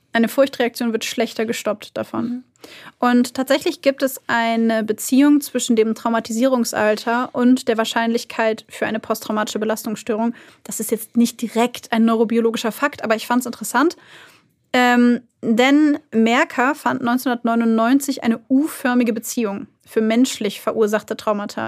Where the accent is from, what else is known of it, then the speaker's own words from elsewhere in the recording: Germany; bei uns in Deutschland